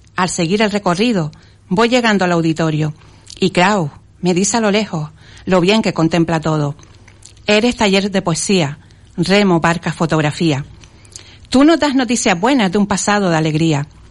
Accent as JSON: {"language": "Spanish", "town": "Las Palmas de Gran Canaria", "region": "Canary Islands", "country": "Spain", "tie": "born or raised there", "said": "En Las Palmas de Gran Canaria, concretamente en el barrio de Chamán"}